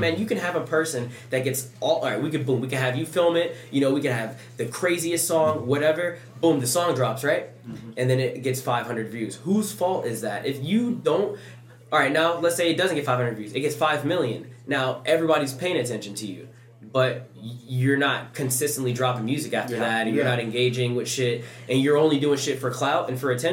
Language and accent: English; Louisiana, United States; I grew up in Louisiana also